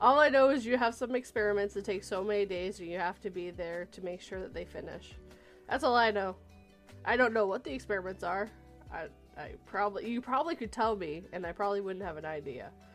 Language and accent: English; Vancouver, British Columbia, Canada; moved away; I'm originally from the West Coast, the Vancouver area